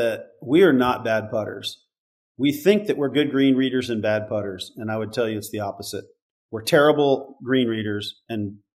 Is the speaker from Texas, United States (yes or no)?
yes; Amarillo, Texas, United States; born or raised there; moved away as an adult; also born or lived in Bandon, Oregon